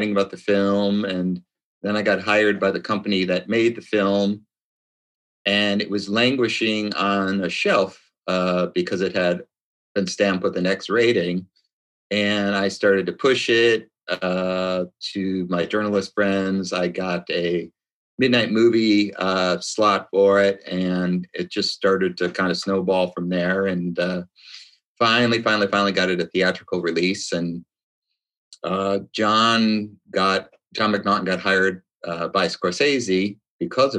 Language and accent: English; Chicago, Illinois, United States; also born or lived in Venice, California / New York City; now in Long Beach, United States; Born and raised in Chi-Town